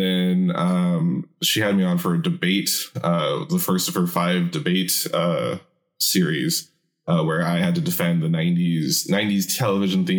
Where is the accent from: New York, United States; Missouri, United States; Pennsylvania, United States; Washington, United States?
Washington, United States; Seattle; I'm from Seattle